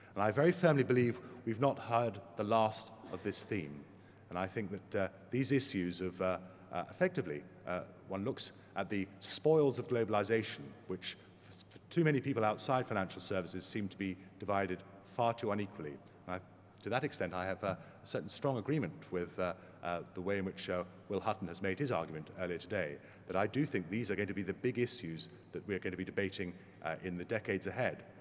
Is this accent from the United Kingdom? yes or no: yes; England, United Kingdom; I'm an Englishman, that only tells part of my story. My mother is German